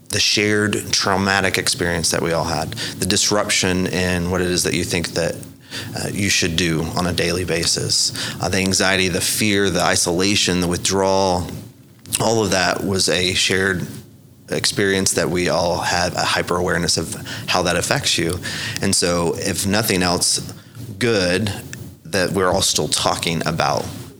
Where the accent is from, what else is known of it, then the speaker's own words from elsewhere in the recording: Lawton, Oklahoma, United States; I'm from Lawton. Uh-huh. I like to describe myself as a survivor from Lawton